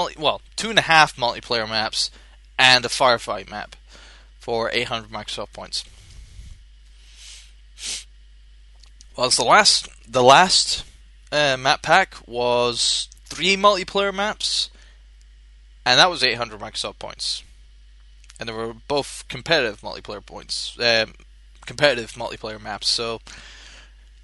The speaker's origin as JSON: {"language": "English", "region": "Scotland", "country": "United Kingdom", "said": "I'm from Scotland"}